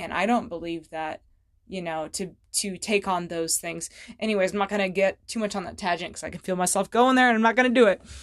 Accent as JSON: {"language": "English", "town": "Fallbrook", "region": "California", "country": "United States", "tie": "born or raised there", "said": "in Fall Brook, California, where I grew up in Southern California"}